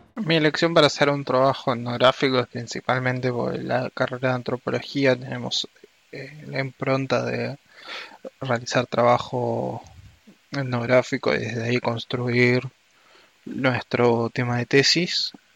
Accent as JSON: {"language": "Spanish", "country": "Argentina", "said": "soy argentino"}